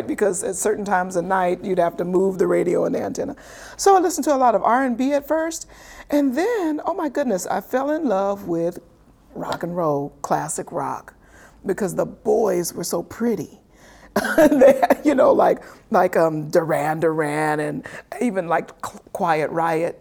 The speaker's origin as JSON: {"language": "English", "region": "Oklahoma", "country": "United States", "tie": "born or raised there", "moved": "yes", "said": "coming from Oklahoma. Grew up in the dust."}